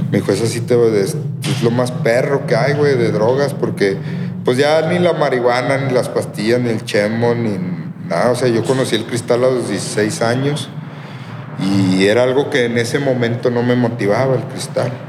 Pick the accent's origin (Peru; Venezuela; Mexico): Mexico; Durango; De aquí, Durango.